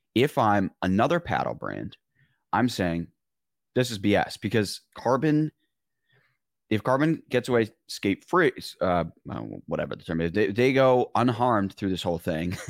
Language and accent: English; Michigan, United States; I'm from Michigan.